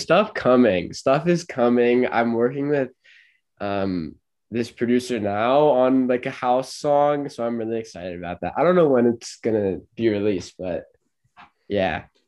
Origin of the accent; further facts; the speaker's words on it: Los Angeles, California, United States; moved away as an adult; now in St. Louis, United States; I'm 20 and I'm from